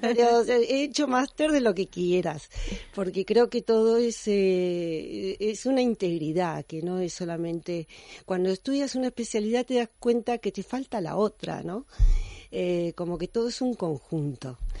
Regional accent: Argentina; moved away as an adult; also born or lived in United States / France; now in Spain; me gradué en mi país natal, la Argentina, pero luego seguí la formación en Estados Unidos y en Francia y luego vine aquí a España

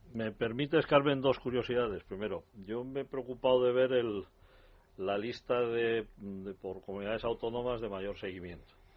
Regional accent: Valencian Community, Spain; mi pueblo, en Valencia

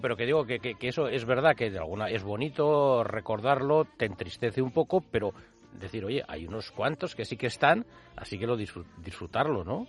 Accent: Spain; los españoles, que somos mucho de salir

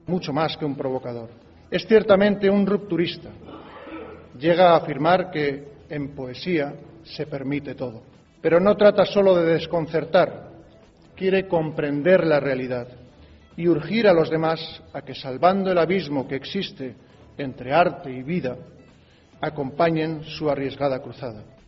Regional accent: El Puerto de Santa María, Andalusia, Spain; now in Madrid, Spain; yo soy del puerto de Santa María

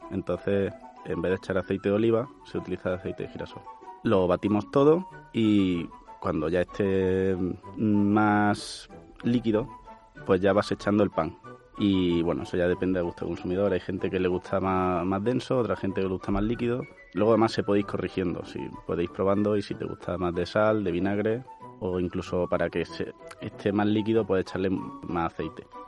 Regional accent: Córdoba, Andalusia, Spain; soy cordobés

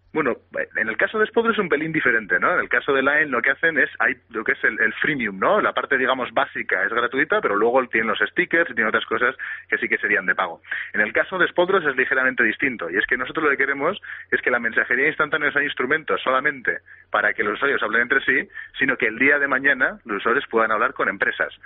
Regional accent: Bilbao, Basque Country, Spain; somos todos de Bilbao, somos todos vascos

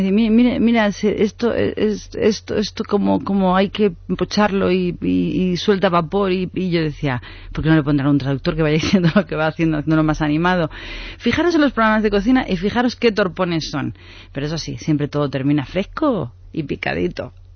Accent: Spain; nosotros que somos todos españoles

